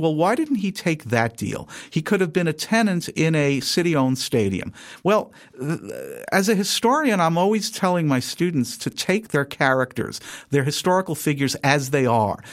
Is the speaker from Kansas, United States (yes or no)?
no; New York, United States; moved away; I'm originally from New York